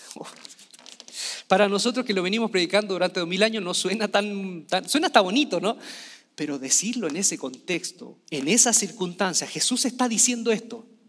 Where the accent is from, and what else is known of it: Chile